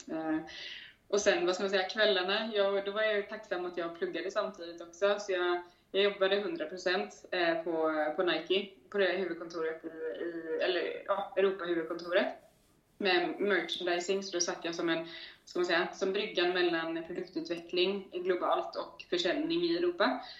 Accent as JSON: {"language": "Swedish", "town": "Gothenburg", "region": "Västra Götaland", "country": "Sweden", "tie": "born or raised there", "moved": "as an adult", "lives_now": "Stockholm, Sweden", "said": "göteborgare i grunden, men har varit, eh, har varit ute och flängt i världen ett par år, de senaste fem åren"}